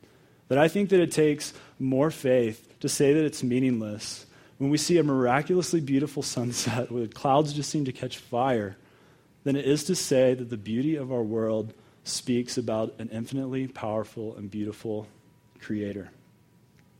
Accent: Dallas, Texas, United States; also born or lived in Denver area, Colorado; now in Colorado, United States; I'm from Texas. The Broncos are my number one team now. So I grew up in Dallas

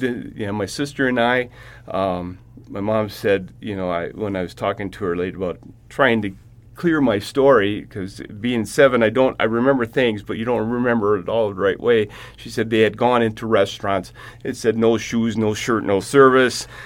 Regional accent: Hill Point, Wisconsin, United States; I'm from Hill Point, Wisconsin

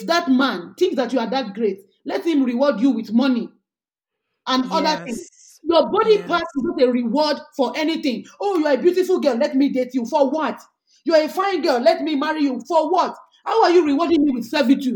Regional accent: Ekiti, Nigeria; I'm a Nigerian woman who grew up in Ekiti

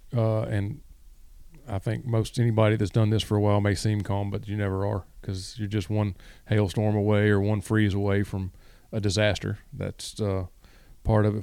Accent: West Memphis, Arkansas, United States; moved away as an adult; also born or lived in Mississippi; now in Lake Park, Georgia, United States; I'm originally from West Memphis, Arkansas

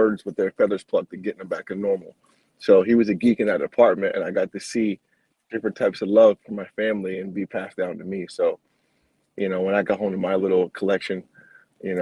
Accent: Rhode Island, United States; moved away; I come from New England, Rhode Island

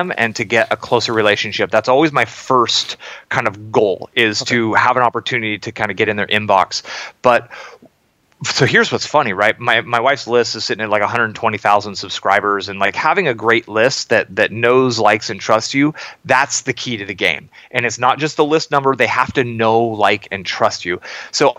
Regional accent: Silicon Valley, Bay Area, California, United States; I grew up in Silicon Valley in the Bay Area through the dot-com boom

